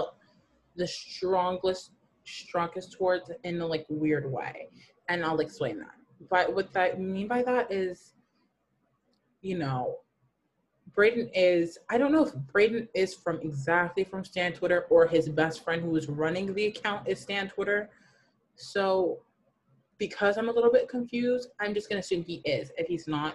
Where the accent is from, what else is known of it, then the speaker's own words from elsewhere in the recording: Burlington, Ontario, Canada; I'm from Burlington